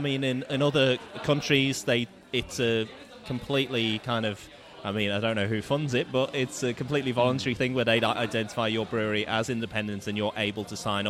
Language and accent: English; Birkenhead, North West England, United Kingdom; a music group from my hometown